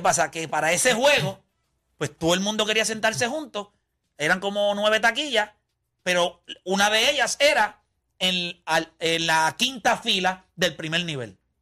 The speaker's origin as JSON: {"language": "Spanish", "country": "Puerto Rico", "said": "yo soy de Puerto Rico."}